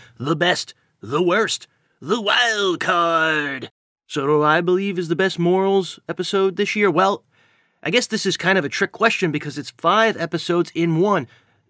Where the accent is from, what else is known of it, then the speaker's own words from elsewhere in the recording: New York City, New York, United States; that's New Yorkers. We tend to sometimes be a little bit stressed out, and we want to talk about our day